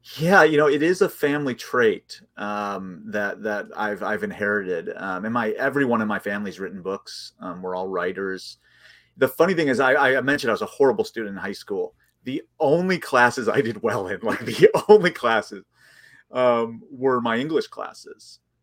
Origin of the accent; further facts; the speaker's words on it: outside of Chicago, Illinois, United States; I grew up outside of Chicago, in the suburbs, about forty-five minutes outside of Chicago